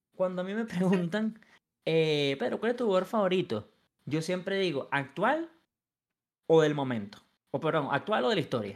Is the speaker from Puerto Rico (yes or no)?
no; Venezuela; also born or lived in Los Angeles, United States; soy venezolano